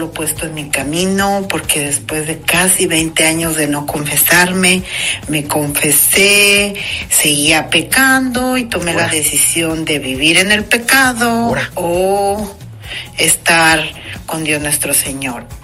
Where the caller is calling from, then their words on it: Los Angeles, California, United States; Hola, Padre Modesto, soy … de Los Ángeles, California